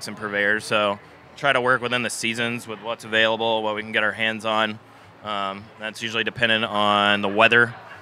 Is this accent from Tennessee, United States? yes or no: no; Clemson, South Carolina, United States; now in Charleston, United States; I grew up in the small town of Clemson, South Carolina